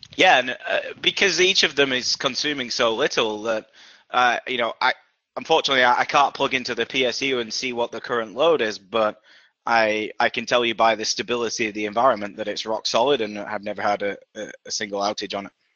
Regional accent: Yorkshire and the Humber, United Kingdom; now in Boston, United States; based in Boston, Massachusetts, uh, in the US, despite my accent originally from Yorkshire, England.

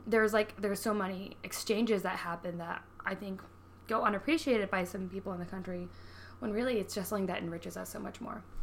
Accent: Colorado, United States; So I grew up in Colorado, which has a pretty large Hispanic population. I grew up in a mostly white suburb, though

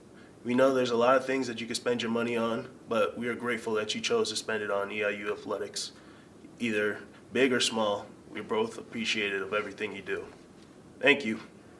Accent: Illinois, United States; born or raised there

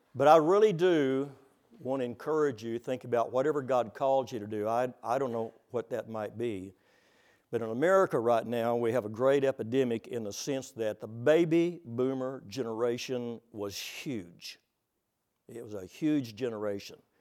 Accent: Texas, United States; now in Oklahoma, United States; I'm from Texas

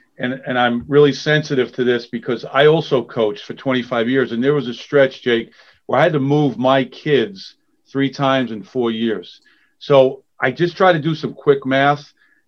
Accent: New York City, New York, United States; growing up in the Bronx, I basically had it narrowed down to three schools, Fairfield, Rutgers, and Holy Cross.

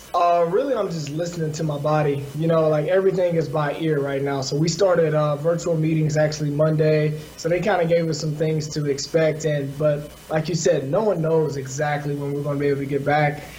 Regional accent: the South, United States; also born or lived in Los Angeles; being African American from the South

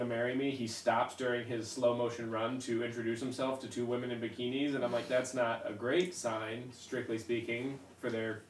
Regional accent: Illinois, United States; as somebody who grew up in Illinois.

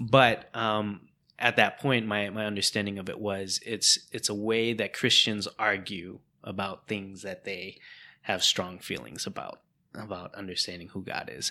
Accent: United States; first language English; being Hmong American, um, being a second gen immigrant, um, where English became your first language

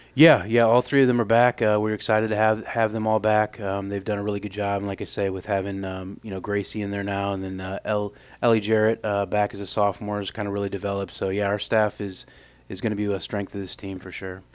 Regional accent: Normal, Illinois, United States; moved away as an adult; now in Evansville, United States; I grew up in Normal, Illinois

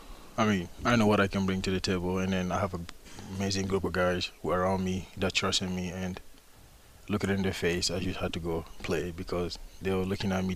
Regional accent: Toronto, Ontario, Canada; moved away; also born or lived in Arizona / Texas; I'm from Toronto, Canada. I went to junior college in Arizona Western. I played at Texas A&M. I decided to transfer. So I came to Central Michigan

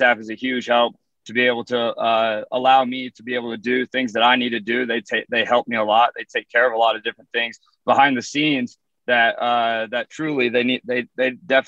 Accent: Cherokee, Iowa, United States; moved away as an adult; also born or lived in Louisiana / Houston; now in Clarksville, United States; Originally from a small town in northwest Iowa called Cherokee

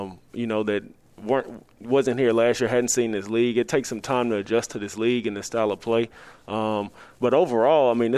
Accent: the South, United States; I'm from the South, so I'm an SEC guy

